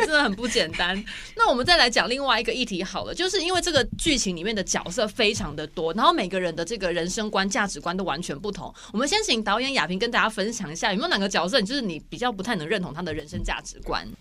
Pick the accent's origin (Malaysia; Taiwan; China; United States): Taiwan; 我们台湾人